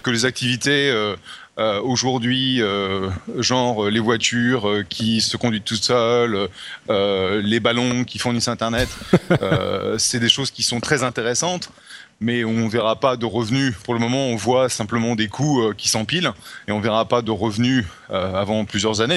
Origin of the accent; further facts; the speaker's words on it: France; accent: French; mon accent français